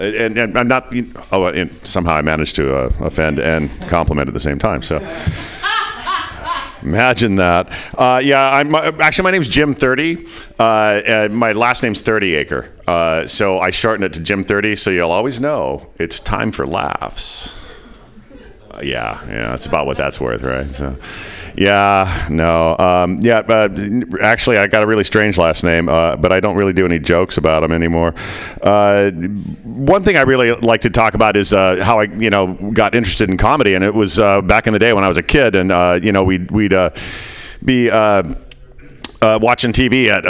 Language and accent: English; Canada; now in United States; we're Canadian. Yeah, right? Okay. Then I moved to the States. I became a Can-Am.